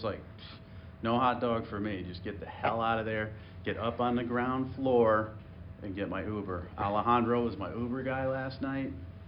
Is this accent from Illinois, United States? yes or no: no; Broad Brook, Connecticut, United States; I come from Broadbrook, Connecticut.